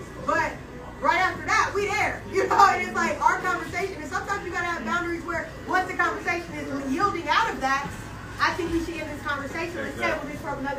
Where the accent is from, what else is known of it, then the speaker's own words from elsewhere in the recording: Atlanta, Georgia, United States; I grew up in Atlanta though when Freaknik was big too. So I was here then, and I was even younger then.